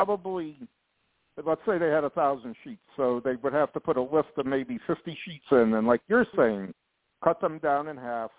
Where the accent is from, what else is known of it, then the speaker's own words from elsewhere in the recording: North Branford, Connecticut, United States; I grew up in Connecticut, North Branford, Connecticut